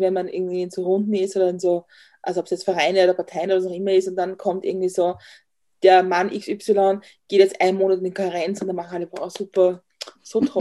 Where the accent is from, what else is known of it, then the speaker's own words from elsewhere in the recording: northern outskirts of Vienna, Lower Austria, Austria; wir sind am nördlichen Stadtrand von Wien aufgewachsen, also Niederösterreich